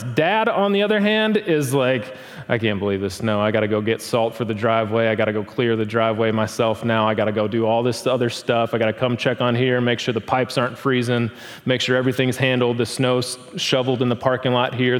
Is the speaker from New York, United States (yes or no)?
no; Milwaukee, Wisconsin, United States; now in Tulsa, United States; Growing up in Milwaukee, Wisconsin